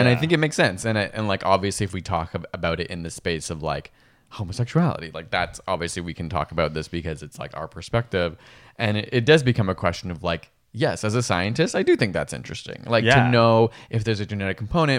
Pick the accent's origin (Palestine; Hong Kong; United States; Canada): Canada; Guelph, Ontario; In my hometown of Guelph, we would say Edinburgh.